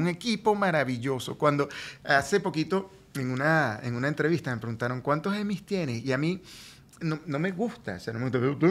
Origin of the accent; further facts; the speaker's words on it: Venezuela; moved away as an adult; now in Miami, United States; vino mi familia de Venezuela